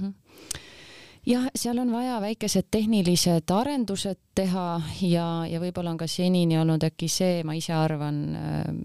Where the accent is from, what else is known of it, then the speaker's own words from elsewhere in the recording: Kuressaare, Saare County, Estonia; me oleme ise Kuressaarest pärit